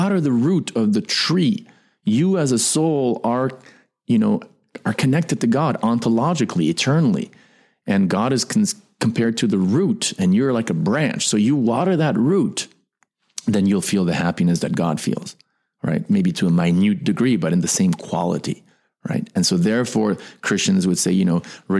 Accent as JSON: {"language": "English", "country": "United States", "tie": "born or raised there", "said": "I am an American. I was born in America"}